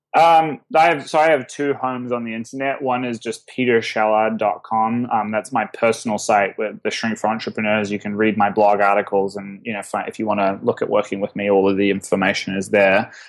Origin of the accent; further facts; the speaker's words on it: New Zealand; as a New Zealander